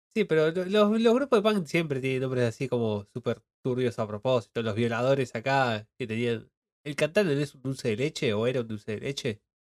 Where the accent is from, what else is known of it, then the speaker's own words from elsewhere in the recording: Argentina; tenemos los argentinos